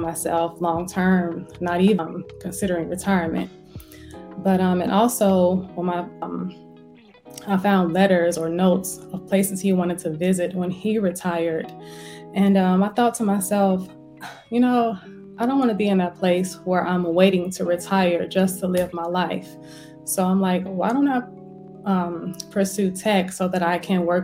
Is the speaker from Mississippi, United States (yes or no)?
no; Gary, Indiana, United States; moved away as an adult; also born or lived in Fort Riley, Kansas / Atlanta, Georgia; I was born in Fort Riley, Kansas. I was raised in Gary, Indiana, though, for the vast majority of my life